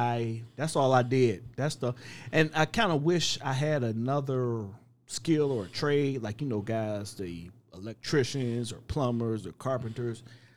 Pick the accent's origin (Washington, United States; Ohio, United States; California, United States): Ohio, United States; Cleveland